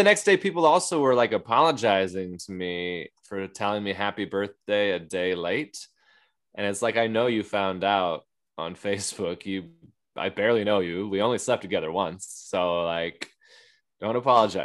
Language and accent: English; Everett, Washington, United States; in Everett, my hometown